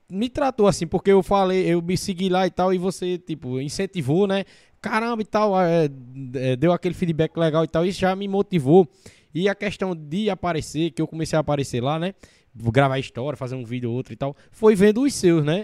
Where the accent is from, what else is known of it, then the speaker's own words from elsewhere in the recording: Paraíba, Brazil; da minha região, da Paraíba, né, com um sotaque parecido com o meu